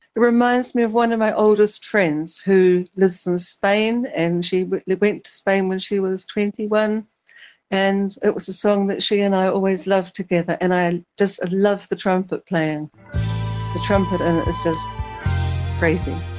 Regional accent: Little Barrier Island, Auckland, New Zealand; moved away; I grew up on Little Barrier

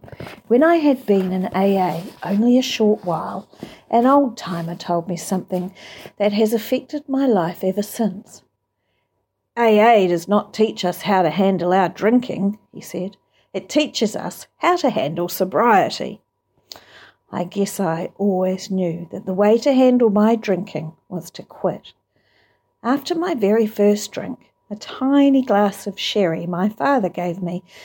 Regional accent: Kansas, United States; I was raised in Kansas, the only child of loving parents who just drank socially.

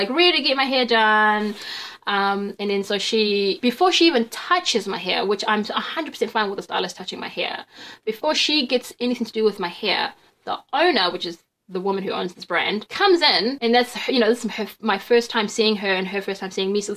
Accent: Wellington, New Zealand; also born or lived in Qatar / Naenae, Lower Hutt / Somaliland (ancestry); I'm from Wellington

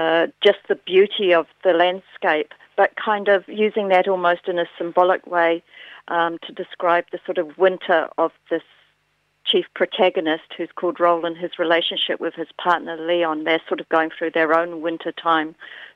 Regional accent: Fairlie, Canterbury, New Zealand; when I grew up in Fairlie and spent a lot of time in the Mackenzie Basin, and I was thinking about snow and those sort of really long, cold winters

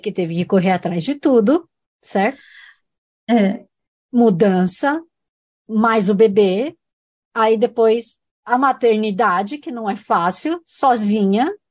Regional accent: Brazil; moved away; eu sou brasileira

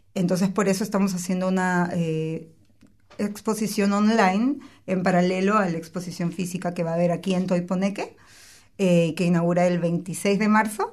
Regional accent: Peru; moved away; de Perú, yo soy de Perú

